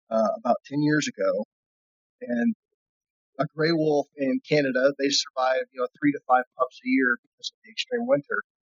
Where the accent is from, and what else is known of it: California, United States